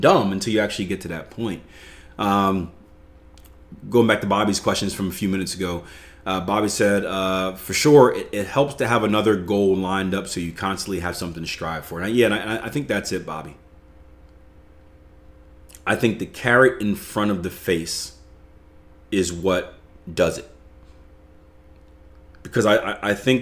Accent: the East, Philly, East Coast, United States; I come from the East. We don't have barbecue on the East. I got cheesesteaks in Philly

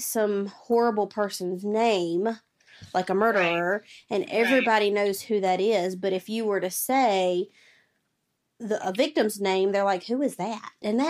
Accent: Prosperity, South Carolina, United States; I'm born and raised in Prosperity, South Carolina.

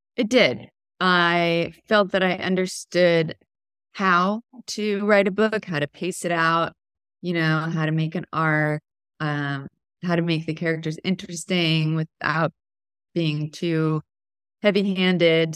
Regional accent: Texas, United States; moved away; also born or lived in Portland, Oregon; I grew up in Texas

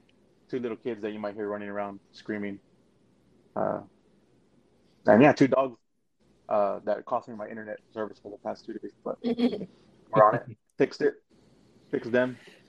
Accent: Poteet, Texas, United States; born or raised there; also born or lived in Oceanside, California

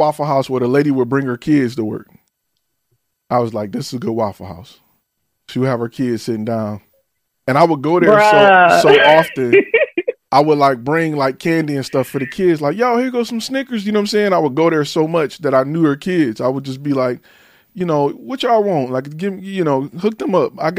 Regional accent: the North, United States; I'm from the North

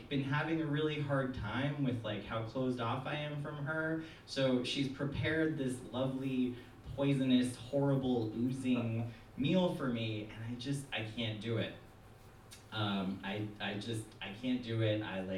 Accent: New York, United States; I am a Jew from New York.

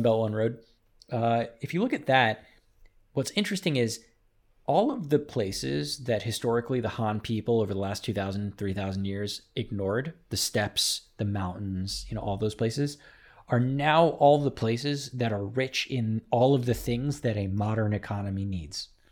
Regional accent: United States; I'm an American

